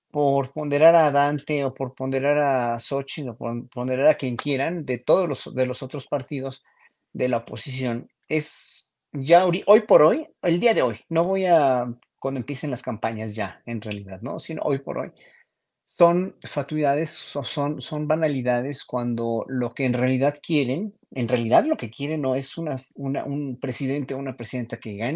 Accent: Mexico; Y eso ahí es donde hay que poner muy, mucha consideración como pueblo mexicano

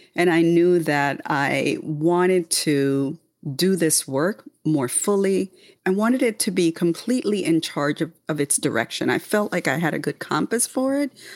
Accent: Panama; moved away; born and raised in the Republic of Panama

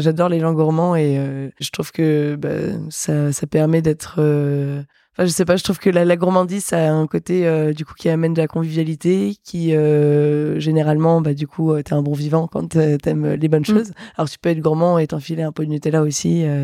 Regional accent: Metz, Grand Est, France; je viens de Metz

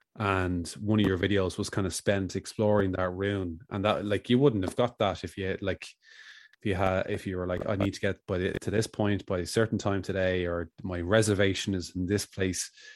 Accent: Ireland

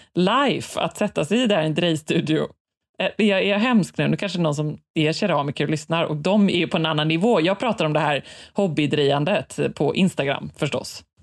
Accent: Sweden; här hemma i Sverige

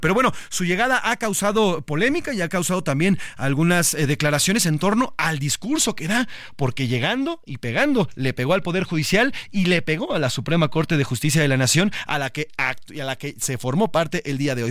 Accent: Mexico; como mexicanos

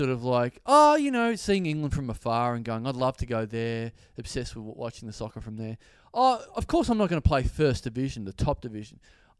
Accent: Maribor, Drava, Slovenia; especially growing up in Maribor, where it's a small town and soccer's not that big.

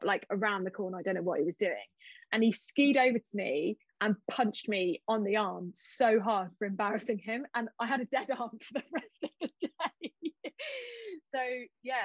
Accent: New Zealand; moved away; I grew up in New Zealand. We used to go to the mountains all the time

